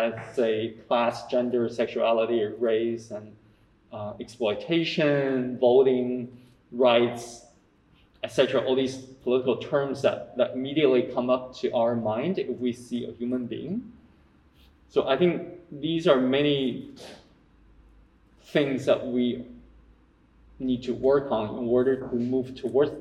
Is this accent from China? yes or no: yes; China; moved away; also born or lived in United States / Hong Kong; I grew up in China